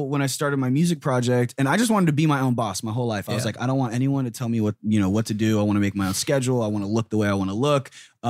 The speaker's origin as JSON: {"language": "English", "town": "Riverside", "region": "California", "country": "United States", "tie": "born or raised there", "said": "I grew up in Riverside, which is like an hour and a half away from here."}